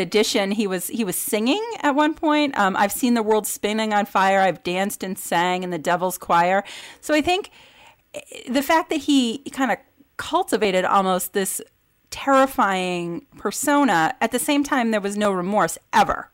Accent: Vermont, United States; I grew up in Vermont with limited media access

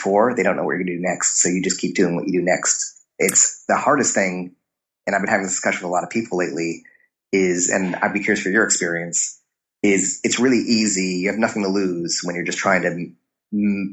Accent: Chicago, Illinois, United States; I grew up in Chicago

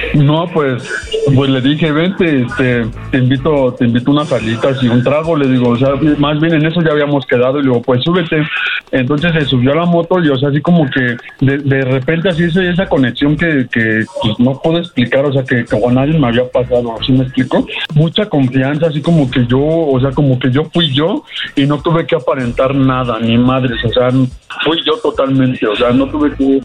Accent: Mexico City, Mexico; yo soy de aquí de, de Aragón. Bueno, yo de Aragón soy

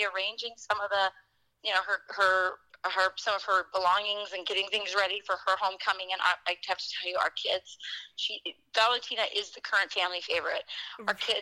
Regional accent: Wisconsin, United States; my hometown here in Wisconsin

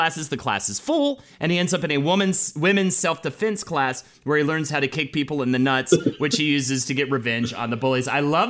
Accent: the South, United States; growing up in the South

